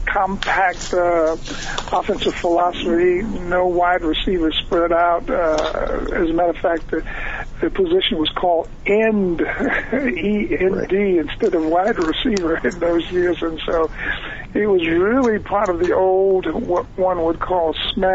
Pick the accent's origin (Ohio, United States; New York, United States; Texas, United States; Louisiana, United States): Ohio, United States; Warren; I was recruited on a national scale as a youngster coming out of Warren, Ohio